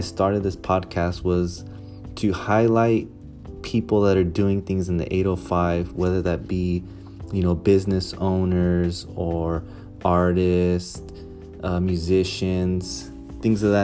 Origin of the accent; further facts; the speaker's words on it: Ventura, California, United States; also born or lived in Santa Maria, California; I grew up right here in Ventura